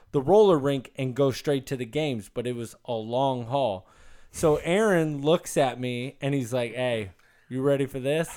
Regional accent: Elk Grove, California, United States; growing up in Elk Grove, there's this old roller rink

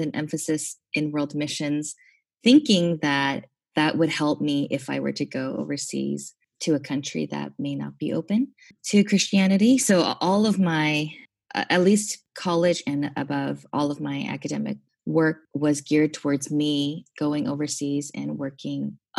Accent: Kazakhstan; now in United States; I mentioned I grew up overseas. I grew up in Kazakhstan

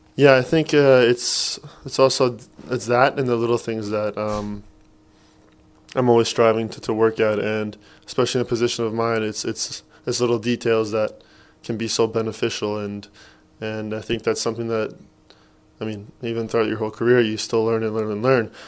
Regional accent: Edmonton, Alberta, Canada; growing up, there's not much in Edmonton

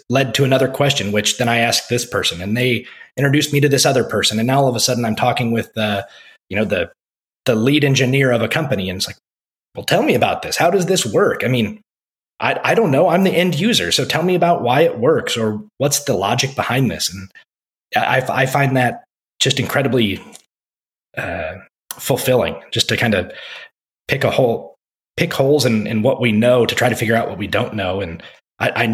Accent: Iowa, United States; moved away as an adult; also born or lived in Texas; now in Keller, United States; my home state of Iowa

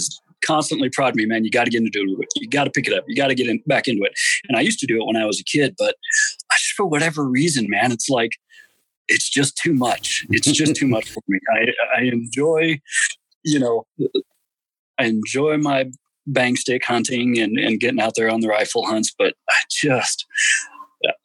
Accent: Colorado, United States; also born or lived in Arizona; We moved to Colorado from Arizona

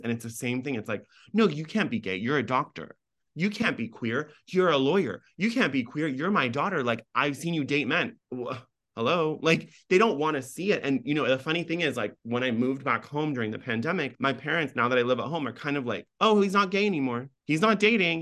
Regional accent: United States; accent: no accent; first language Farsi; being an American with no accent, grow up in this country

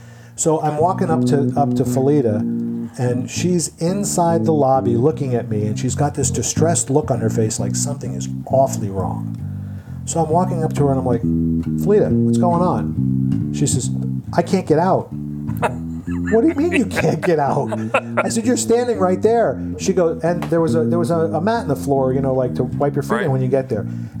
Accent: Ohio, United States; No, I'm from Ohio.

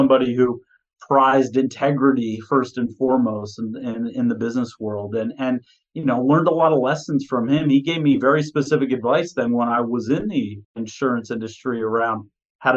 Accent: Montclair, New Jersey, United States; Grew up in Montclair, New Jersey.

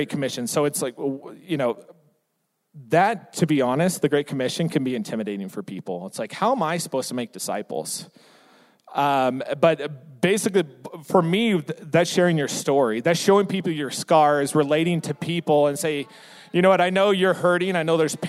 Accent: San Diego, California, United States; I'm born and raised in San Diego. My entire life is there

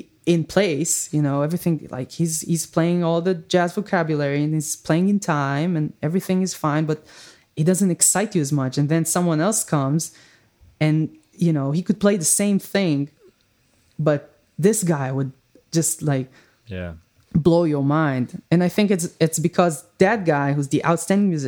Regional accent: Israel; accent: Israeli; English is a second language; if I would talk with this very heavy Israeli accent

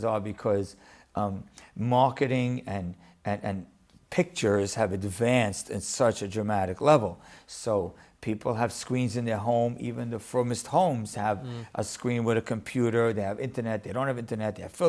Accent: Deal, New Jersey, United States; also born or lived in Lakewood, New Jersey; Well, I grew up in Deal

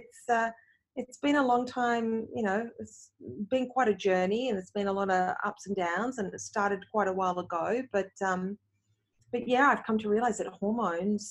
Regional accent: Australia; moved away as an adult; also born or lived in Canada; I moved from Australia to Canada. Now I'm back in Australia again.

